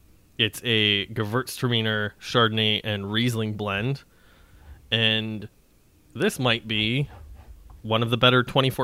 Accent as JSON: {"language": "English", "region": "Saskatchewan", "country": "Canada", "said": "But I'm from Saskatchewan. I eat a lot of pierogies."}